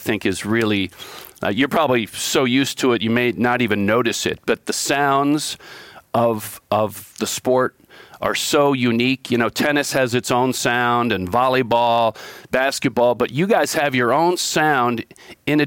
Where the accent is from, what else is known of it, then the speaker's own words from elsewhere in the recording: New York, United States; I'm from New York